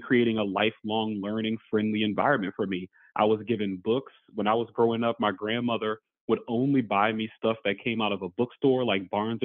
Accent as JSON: {"language": "English", "town": "New Orleans", "region": "Louisiana", "country": "United States", "tie": "born or raised there", "moved": "yes", "lives_now": "New Hampshire, United States", "said": "I was born and raised in New Orleans, Louisiana."}